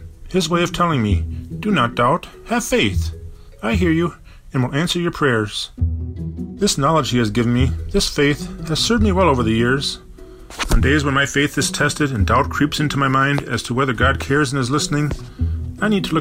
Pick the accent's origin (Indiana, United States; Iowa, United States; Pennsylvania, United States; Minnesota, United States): Minnesota, United States; Bloomington; born or raised there